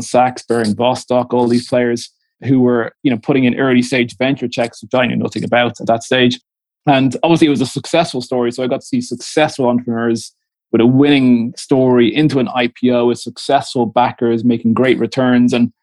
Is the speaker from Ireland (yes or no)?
yes; Dublin, Leinster, Ireland; moved away as an adult; also born or lived in London / Moscow / Marseille; I'm Dublin born, I'm Irish, Dublin parents, Dublin grandparents